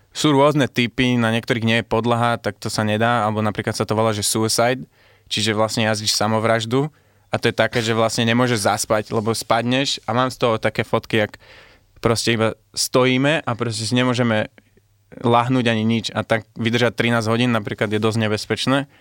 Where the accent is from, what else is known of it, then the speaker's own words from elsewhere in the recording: Libya; also born or lived in Netherlands / England; now in Slovakia; keďže som sa tu narodil a potom som vyrastal v Líbii, ešte som zo Sýrie